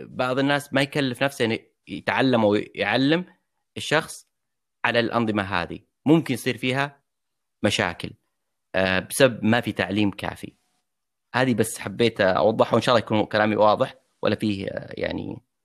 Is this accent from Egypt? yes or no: no; Saudi Arabia; also born or lived in United States; عندنا في السعوديه